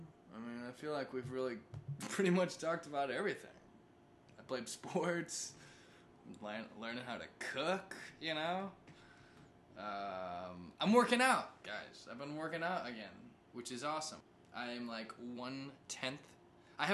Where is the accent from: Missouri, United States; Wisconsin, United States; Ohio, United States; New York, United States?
Missouri, United States; also born or lived in California; I'm from Missouri, right? If you didn't catch that. Well, I'm from California and Missouri.